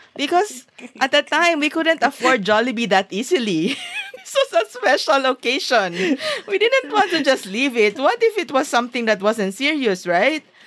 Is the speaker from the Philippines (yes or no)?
yes; Zamboanga, Zamboanga Peninsula, Philippines; moved away as an adult; also born or lived in Singapore; my hometown was at war.